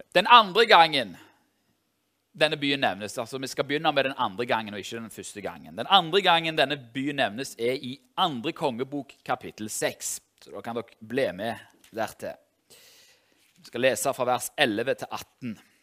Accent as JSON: {"language": "Norwegian", "town": "Tau", "region": "Rogaland", "country": "Norway", "tie": "born or raised there", "moved": "yes", "said": "jeg er fra Tau i Ryfylke"}